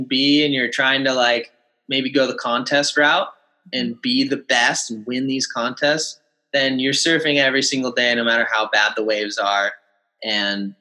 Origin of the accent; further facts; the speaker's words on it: Kauai, Hawaii, United States; growing up on Kauai and in Hawaii